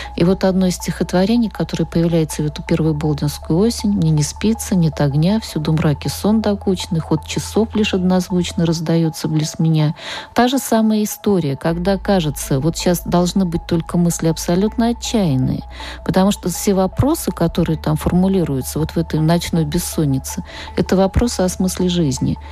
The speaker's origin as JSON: {"language": "Russian", "town": "Nizhny Novgorod", "region": "Nizhny Novgorod Oblast", "country": "Russia", "said": "я из Нижнего Новгорода"}